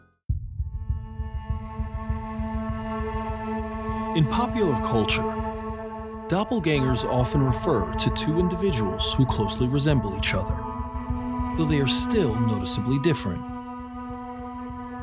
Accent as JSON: {"language": "English", "town": "New York City", "region": "New York", "country": "United States", "tie": "born or raised there", "said": "Growing up in New York City"}